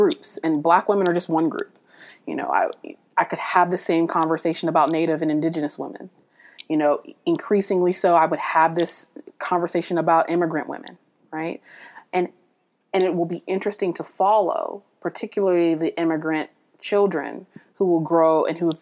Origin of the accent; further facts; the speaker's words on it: United States; I'm an American citizen